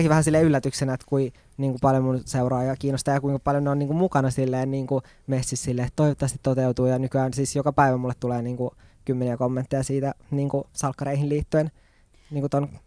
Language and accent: Finnish; Oulu, North Ostrobothnia, Finland; now in Helsinki, Finland; sitten mä muutin Helsinkiin Oulusta. Hyvä Oulu. Hyvä Oulu